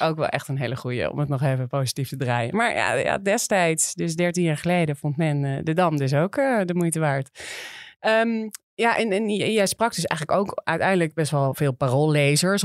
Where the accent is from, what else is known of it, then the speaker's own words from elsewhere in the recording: Amsterdam, North Holland, Netherlands; als Amsterdammers